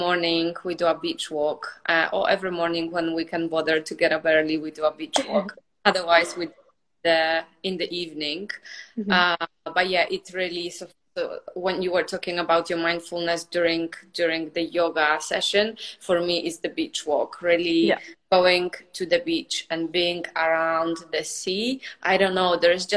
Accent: Poland; moved away as an adult; also born or lived in United Kingdom; now in Cyprus; I'm from Poland.

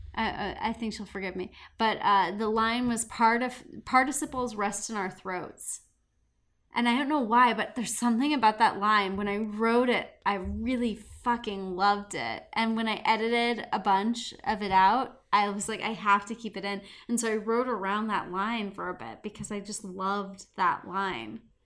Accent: Montana, United States; growing up in Montana

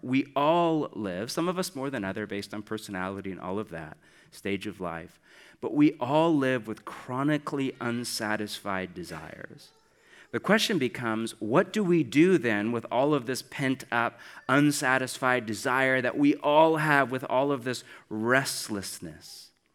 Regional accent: United States; I'm from America

